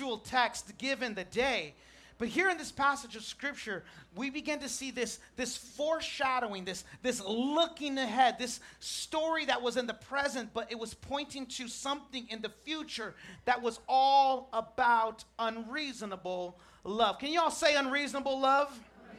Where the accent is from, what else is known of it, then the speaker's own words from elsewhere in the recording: Chula Vista, California, United States; I'm from Chula Vista